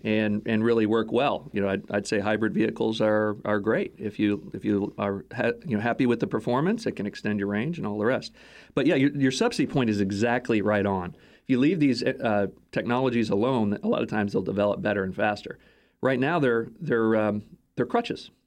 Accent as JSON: {"language": "English", "region": "Texas", "country": "United States", "tie": "born or raised there", "moved": "yes", "said": "Toyota headquartered in my hometown in, in Texas."}